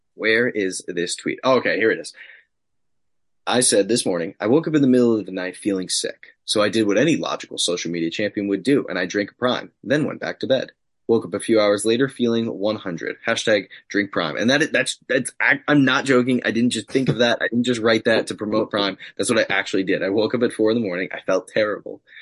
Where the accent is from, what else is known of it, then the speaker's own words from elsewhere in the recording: Long Island, New York, United States; Creative Pro Wrestling, my academy that I trained at, both on Long Island. Grew up like 15 minutes away from it.